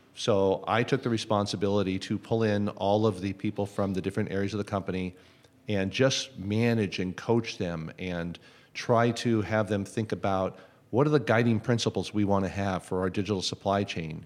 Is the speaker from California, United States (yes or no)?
yes; Los Angeles, California, United States; also born or lived in United Kingdom; I grew up here in the Los Angeles area